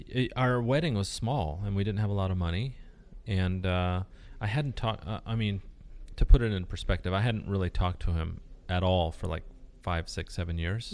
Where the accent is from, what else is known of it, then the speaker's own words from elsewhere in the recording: Newport Beach, California, United States; first language Spanish; English is a second language; also born or lived in Ensenada, Mexico; I grew up in Newport Beach